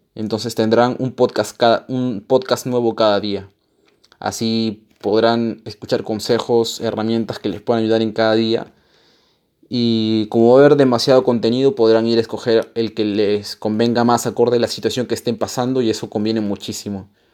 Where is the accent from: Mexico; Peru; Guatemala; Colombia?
Peru; Yo soy peruano